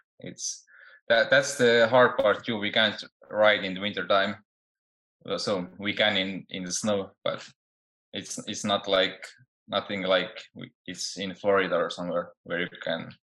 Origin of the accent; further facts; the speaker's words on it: Estonia; now in United States; In Europe, in a small country named Estonia. We only have population is 1.3 million. So it's really small compared to the States or even big European countries. It's a really small country, and I grew up there.